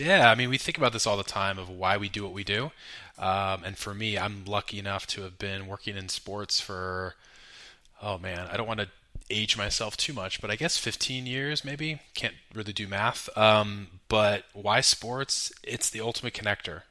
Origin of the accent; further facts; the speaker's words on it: Carmel, California, United States; also born or lived in New York; I grew up in Pebble Beach, Carmel area of Central Coast, Ma, uh, Carmel or California